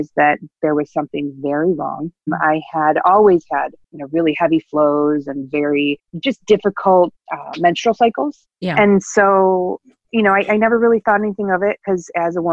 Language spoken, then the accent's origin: English; Buffalo, New York, United States; I grew up in the Buffalo, New York area.